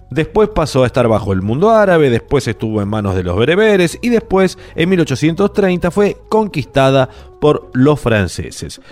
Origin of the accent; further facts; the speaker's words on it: Buenos Aires, Argentina; Igual yo nací acá, eh, en Buenos Aires, no tengo nada que ver con Argel. Cero argelino, soy argentino.